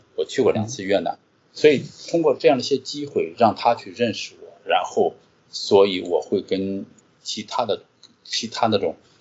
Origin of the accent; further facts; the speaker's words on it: Qingdao, Shandong, China; moved away as an adult; also born or lived in Jinan; 我是个青岛人